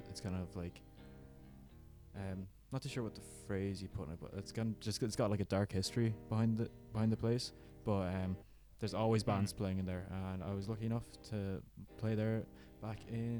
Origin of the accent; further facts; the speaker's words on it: Kilkenny, Leinster, Ireland; I'm 24, and I am from Kilkenny in Ireland.